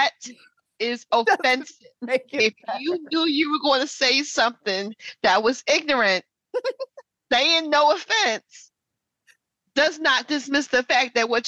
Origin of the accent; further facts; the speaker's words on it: Philadelphia, Pennsylvania, United States; when I say I'm from Philly, I'm from West Philly, I don't really have to give you no more than that.